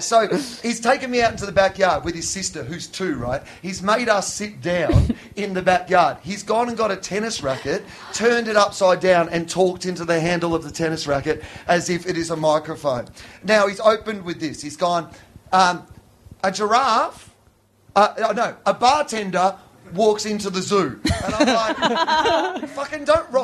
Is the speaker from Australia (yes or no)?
yes; Sale, Victoria, Australia; I grew up in the country as well, and my hometown, well, the big town near us was 2,000 people, but where I'm from was about 150 people